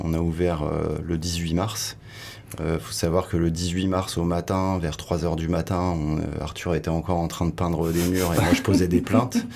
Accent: Sables-d'Or-les-Pins, Brittany, France; moved away as an adult; also born or lived in Nantes / Paris; now in Hossegor, France; J'ai grandi en Bretagne au Cap Fréhel, petite ville de 60 habitants qui s'appelle Sable d'Or-les-Pins

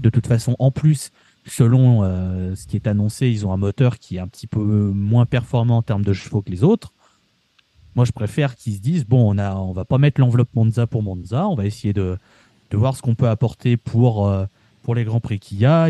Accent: France; en tant que Français

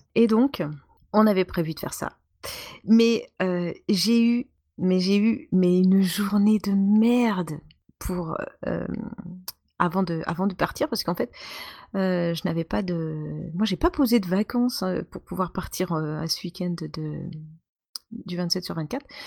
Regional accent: eastern France, France; nous sommes de l'Est de la France

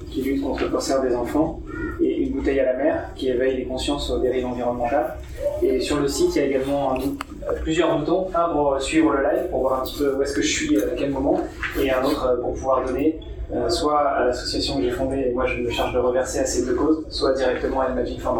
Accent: Rouen, Normandy, France; Je suis originaire de Rouen, en Normandie.

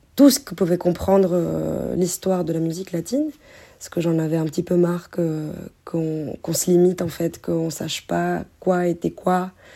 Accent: France; les influences que moi j'ai eues aussi en grandissant en France

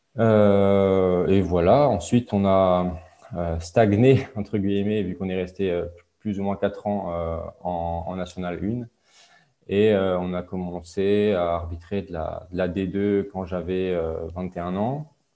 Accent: Alsace, Grand Est, France; je viens d'Alsace, d'un petit village en Alsace

